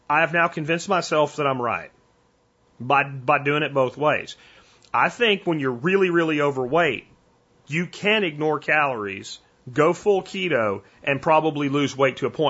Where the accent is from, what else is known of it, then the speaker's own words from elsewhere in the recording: Central Pennsylvania, United States; now in Texas, United States; I'm from Central Pennsylvania and I love Yingling. I grew up as a teenager drinking Yingling at bush parties. And when I moved to Texas, no more Yingling